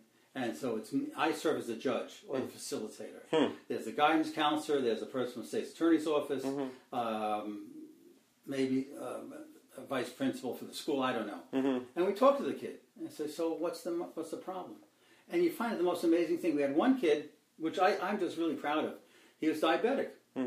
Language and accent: English; New York City, New York, United States; moved away as an adult; also born or lived in Nassau County, New York; now in Montgomery County, United States; I grew up in Queens in New York